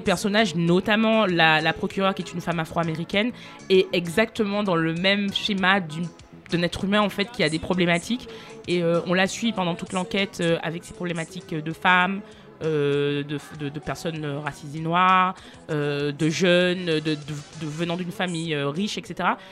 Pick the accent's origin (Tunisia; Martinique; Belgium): Martinique; je suis martiniquaise